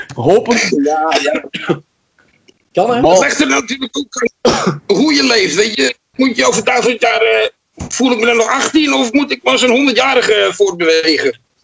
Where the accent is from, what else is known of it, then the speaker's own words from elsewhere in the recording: Amsterdam, North Holland, Netherlands; bij ons in Amsterdam